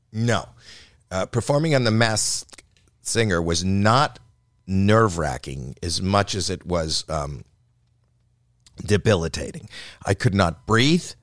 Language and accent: English; Canada; now in United States; The first time I came over the border from Canada, I didn't have the right paperwork